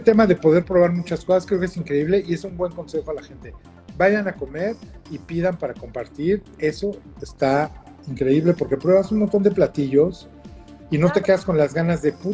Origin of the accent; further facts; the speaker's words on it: Mexico; la forma en la que crecimos, que siempre en México hay que desayunar, comer y cenar en familia